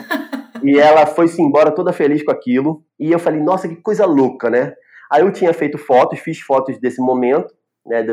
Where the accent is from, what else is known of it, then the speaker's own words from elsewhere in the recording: Rio de Janeiro, Brazil; moved away as an adult; now in Recife, Brazil; sou carioca da gema, do subúrbio carioca, ali de Ramos